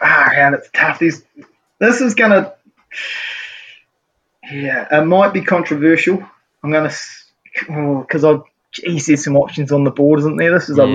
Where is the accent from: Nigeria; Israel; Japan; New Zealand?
New Zealand; just an absolute staple of growing up as a Kiwi.